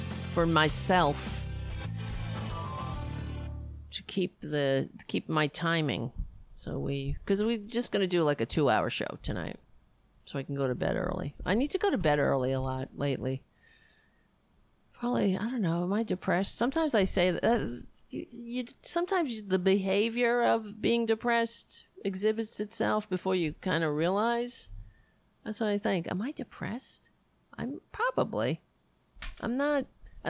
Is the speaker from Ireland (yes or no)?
yes; Ireland; I look red. That's just because I'm Irish.